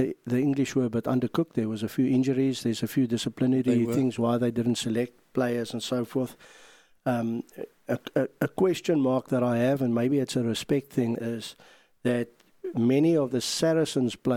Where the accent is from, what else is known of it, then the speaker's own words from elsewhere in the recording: South Africa; we're from South Africa